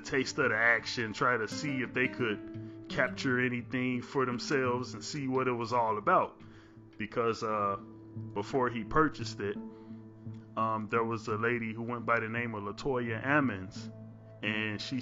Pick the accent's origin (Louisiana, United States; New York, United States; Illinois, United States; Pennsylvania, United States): Illinois, United States; Chicago; born and raised in Chicago